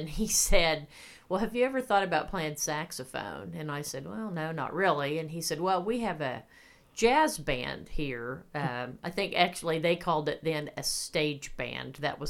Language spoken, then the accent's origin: English; Winfield, Kansas, United States; No, I grew up in Winfield, Kansas.